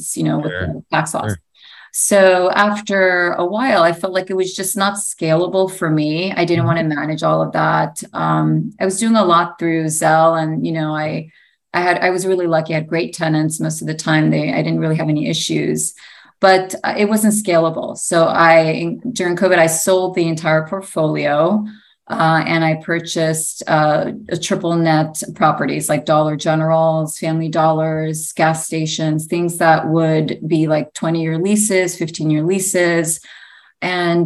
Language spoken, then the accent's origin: English; New York, United States; My story is I was born in New York. My parents came from Greece